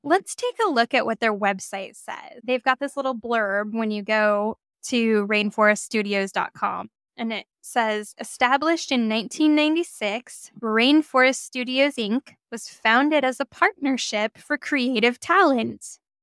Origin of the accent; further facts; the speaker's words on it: Oregon, United States; I am from Oregon